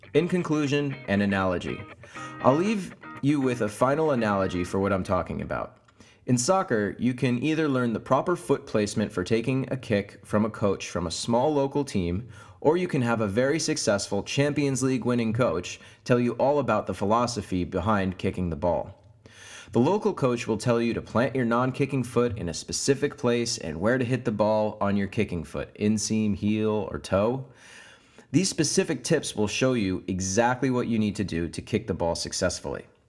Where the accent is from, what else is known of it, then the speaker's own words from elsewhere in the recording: United States; moved away as an adult; now in Oslo, Norway; I'm an American digital marketer who's just moved to Oslo in Norway